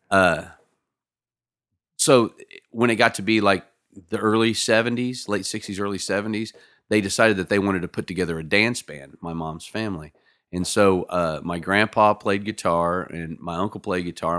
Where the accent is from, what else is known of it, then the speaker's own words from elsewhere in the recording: Lawrence, Kansas, United States; also born or lived in Nevada, Missouri; I grew up in Lawrence, Kansas. That's my hometown